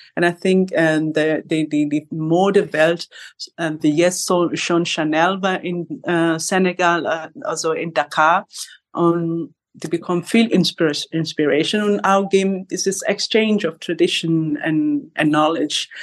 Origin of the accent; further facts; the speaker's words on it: Kenya; German is a second language; now in Berlin, Germany; ich bin von Kenia geboren in Kenia